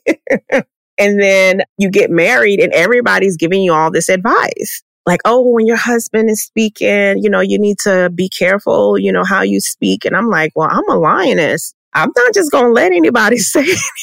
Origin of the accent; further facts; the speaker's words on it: Arlington, Texas, United States; I was born in Arlington, Texas